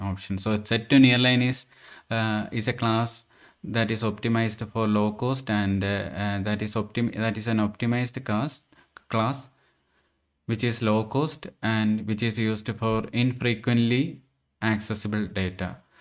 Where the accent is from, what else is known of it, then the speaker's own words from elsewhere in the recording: Andhra Pradesh, India; my hometown as well, Andhra Pradesh.